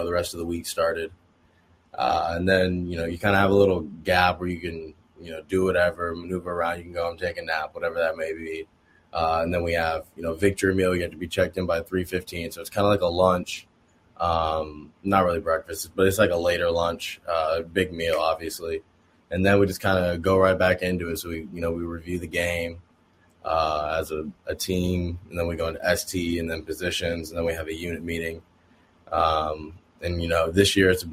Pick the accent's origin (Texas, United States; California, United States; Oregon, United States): Oregon, United States; moved away as an adult; also born or lived in Indiana (Notre Dame); I came from Oregon